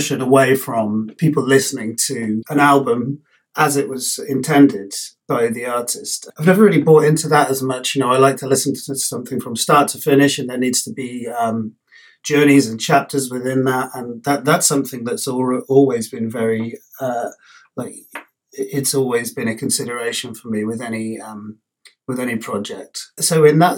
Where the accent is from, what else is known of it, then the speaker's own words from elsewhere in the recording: London, United Kingdom; moved away as an adult; growing up in London